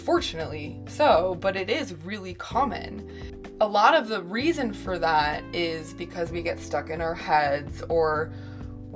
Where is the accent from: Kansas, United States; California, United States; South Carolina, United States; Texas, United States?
California, United States; San Francisco; moved away; also born or lived in Chicago, Illinois; I grew up in San Francisco, California, which is a mecca for sexual expression.